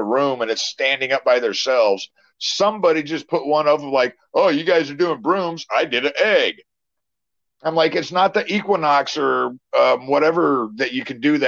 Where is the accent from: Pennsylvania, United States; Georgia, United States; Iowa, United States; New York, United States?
Iowa, United States; I grew up in Iowa